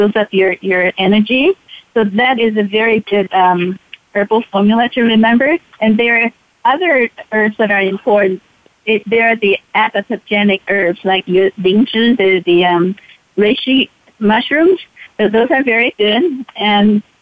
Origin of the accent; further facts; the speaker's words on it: Taiwan; now in United States; I was born and raised in Taiwan, I came to the United States 50 years ago